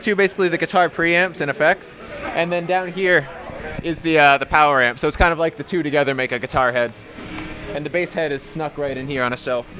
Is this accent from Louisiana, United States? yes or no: no; Stony Brook, New York, United States; born or raised there